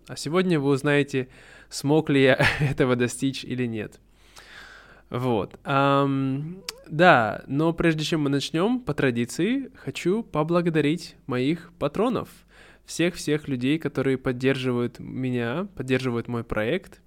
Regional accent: Russia; now in Vietnam; я давно хотел переехать в Россию, хотел вернуться, да, домой, хотел жить в родном городе

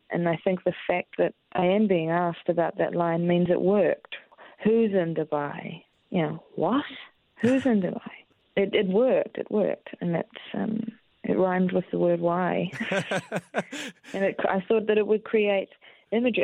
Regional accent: Christchurch, Canterbury, New Zealand; moved away; I'm from Christchurch

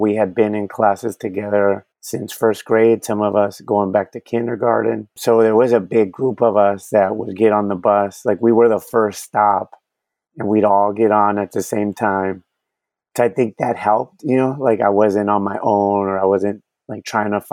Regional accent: San Diego, California, United States; first language Spanish; English is a second language; I was born and raised in Paradise Hills, which is in the southeast region of San Diego

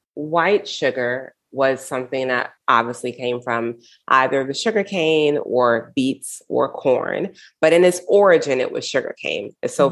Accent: United States; I grew up in the United States.

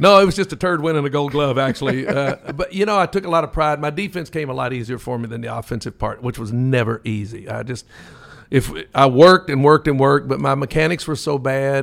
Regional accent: Lexington, Kentucky, United States; growing up in Lexington

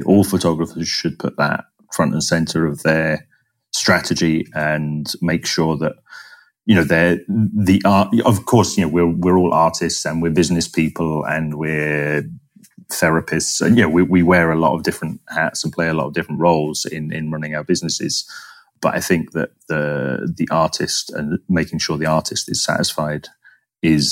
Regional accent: London, United Kingdom; moved away as an adult; also born or lived in Florence, Italy / Bangalore, India; somebody growing up in London

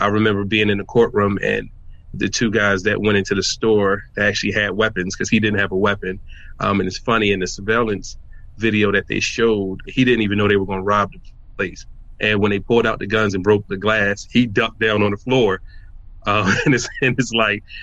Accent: Philadelphia, Pennsylvania, United States; I'm from Philadelphia, PA, born and raised in North Philly

